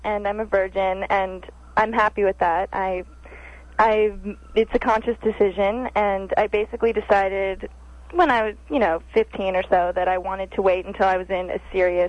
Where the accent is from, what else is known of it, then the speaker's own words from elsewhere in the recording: Los Angeles, California, United States; now in New York, United States; I'm in New York now, and I'm from Los Angeles.